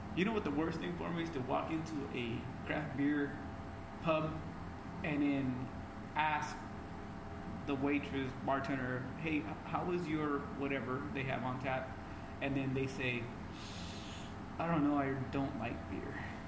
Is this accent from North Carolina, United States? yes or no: no; Fresno, California, United States; growing up in the West Side